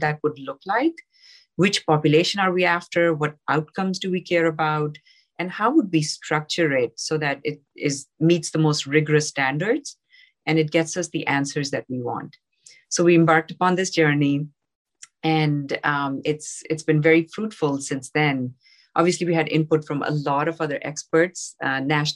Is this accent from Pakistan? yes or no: yes; Pakistan; moved away; I grew up in Pakistan.